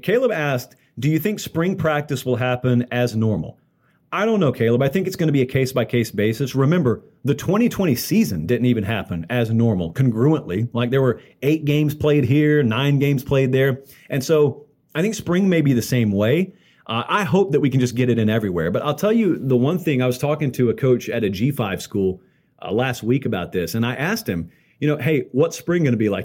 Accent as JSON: {"language": "English", "region": "the South", "country": "United States", "tie": "born or raised there", "said": "growing up in the South"}